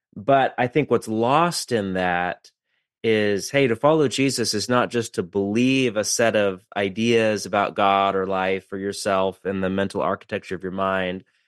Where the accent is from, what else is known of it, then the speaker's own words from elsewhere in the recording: West Coast, United States; I'm from the West Coast